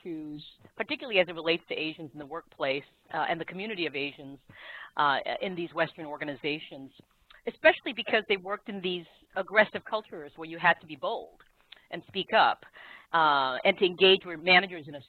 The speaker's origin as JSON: {"language": "English", "country": "South Korea", "tie": "born or raised there", "also_born_or_lived": "Asia", "moved": "yes", "lives_now": "United States", "said": "I was born in Korea and grew up in Asia"}